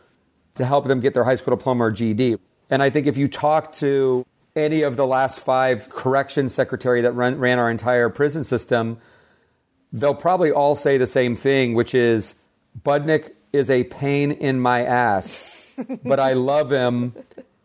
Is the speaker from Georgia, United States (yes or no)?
yes; Atlanta, Georgia, United States; now in Los Angeles, United States; I grew up in Atlanta to parents that were always like having us be of service